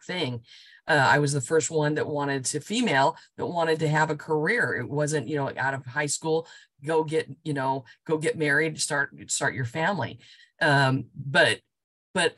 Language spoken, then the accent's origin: English; Chino, California, United States; growing up in Chino, California is right, you know, next to the LA area.